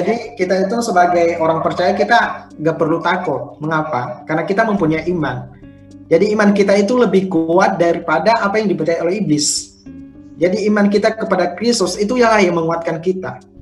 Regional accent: Nias Island, North Sumatra, Indonesia; moved away; saya berasal dari Sumatera, Pulau Nias

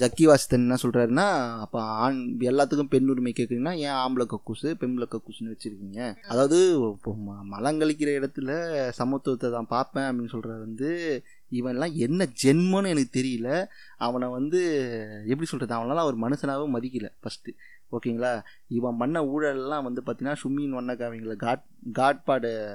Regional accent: Kanchipuram, Tamil Nadu, India; நான் காஞ்சிபுரத்தில் பிறந்தேன்

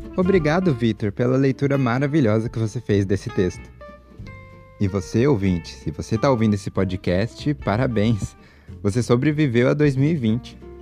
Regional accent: Brazil; nascido e encarnado em um brasileiro

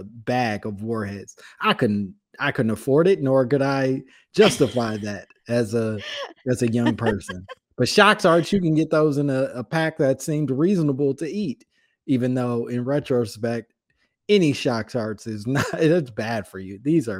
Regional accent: Oak Park, Illinois, United States; I'm from Chicago. So Oak Park, Illinois. So right outside of Chicago.

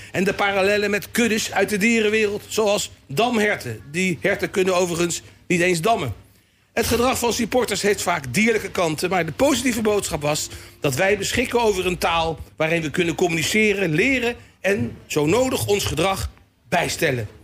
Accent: The Hague, South Holland, Netherlands; also born or lived in Rotterdam; ik als Hagenees en waarschijnlijk dus wel ADO-supporter

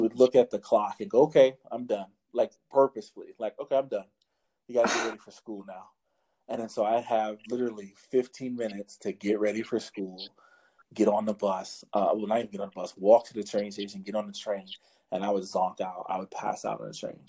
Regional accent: New York City, New York, United States; also born or lived in Harlem / the Bronx / Brooklyn; I'm originally from New York City. Like I was born and raised in the city.

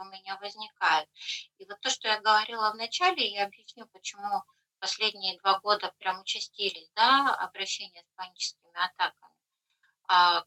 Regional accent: Kharkiv, Kharkiv Oblast, Ukraine; moved away as an adult; now in Netherlands; я из Харькова, да, и ну, мы бежали

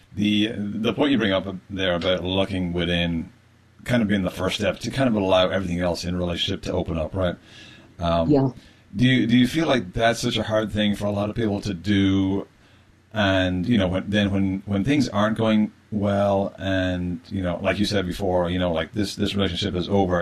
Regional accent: Ireland; I'm an Irish male, uh, Irish Catholic male originally

